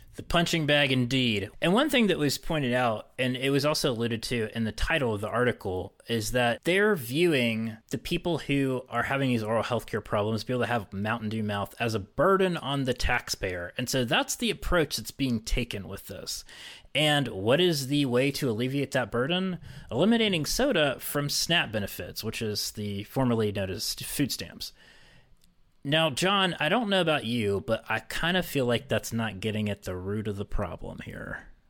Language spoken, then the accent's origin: English; West Virginia, United States; I was from West Virginia